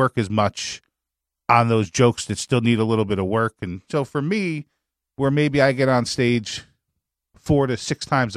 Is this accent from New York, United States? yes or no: yes; New York, United States; moved away as an adult; now in Florida, United States; I grew up in New York